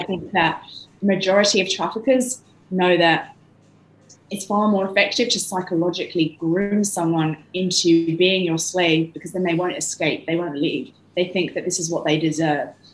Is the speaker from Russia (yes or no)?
no; London, United Kingdom; moved away; I'm from London